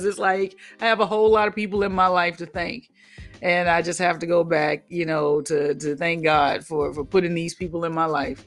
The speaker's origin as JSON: {"language": "English", "town": "Mobile", "region": "Alabama", "country": "United States", "said": "I'm from Mobile, Alabama."}